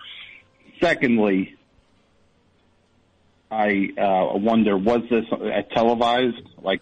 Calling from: San Francisco, California, United States; San Francisco.

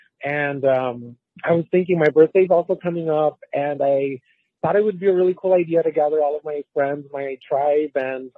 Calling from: Orange County, California, United States; I'm here calling from Orange County, California.

